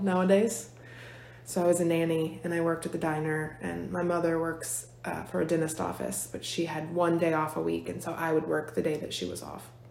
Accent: Fork Union, Virginia, United States; most of my life I've been here in Fluvanna County. Um, I grew up in Fork Union.

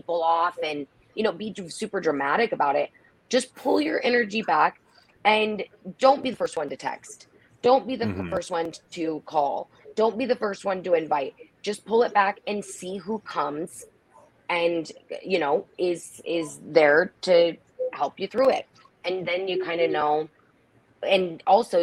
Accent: Nebraska, United States; moved away as an adult; also born or lived in Fort Lauderdale, Florida; When I moved back home, because I was from Nebraska, and then I moved to Fort Lauderdale for work, and then I moved back here.

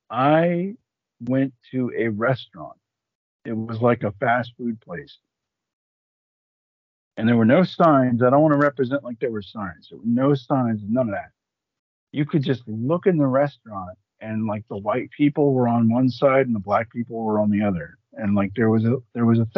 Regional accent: Atlanta, Georgia, United States; I'm from Atlanta, which is in Georgia in name only

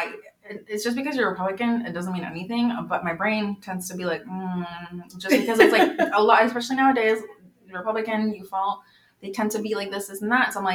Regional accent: Bay Area, California, United States; also born or lived in Mexico / Idaho; when I grew up in the Bay Area, being white was a minority.

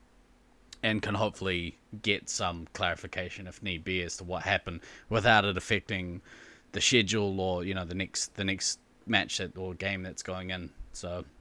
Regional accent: New Zealand; as a Kiwi

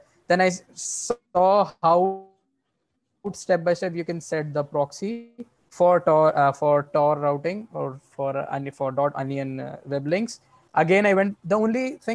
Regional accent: India; We as an Indian

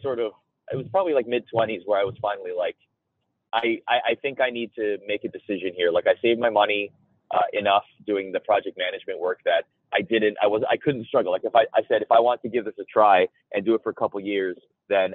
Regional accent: Toronto, Ontario, Canada; I grew up in Toronto

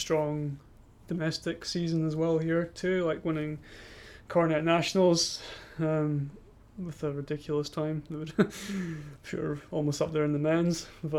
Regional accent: Scotland, United Kingdom; moved away as an adult; now in New Zealand; being Scottish myself

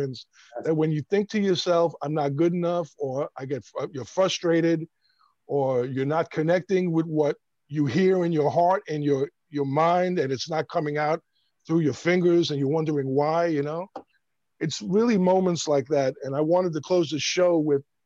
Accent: New York City, New York, United States; moved away as an adult; I'm from Brooklyn

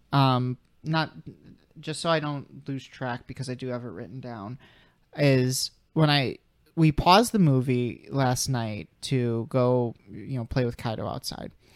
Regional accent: Chicago, Illinois, United States; I'm from Chicago

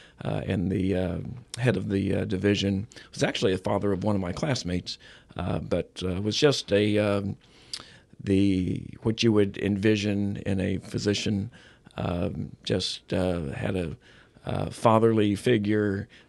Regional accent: Springfield, Missouri, United States; I'm Missouri born and raised. I was born in Springfield, Missouri, which is in southwest Missouri.

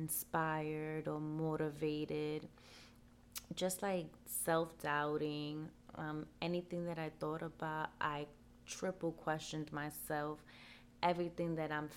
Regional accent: New York City, New York, United States; I'm from New York and it's pretty cold. Out here in the Bronx, we say it's brick.

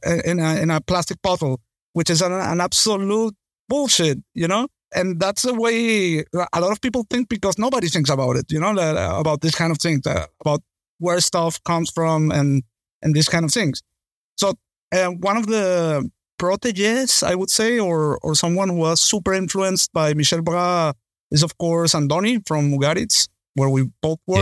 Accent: Venezuela; I come from Venezuela

